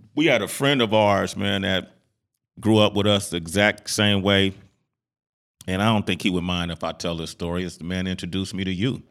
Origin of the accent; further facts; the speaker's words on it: Oakland, California, United States; growing up in Oakland